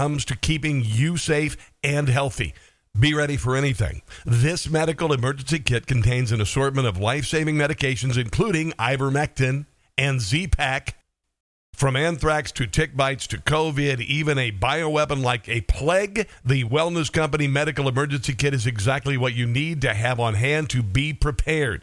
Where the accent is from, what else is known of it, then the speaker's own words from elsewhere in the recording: Southwest Iowa, United States; I'm from Southwest Iowa.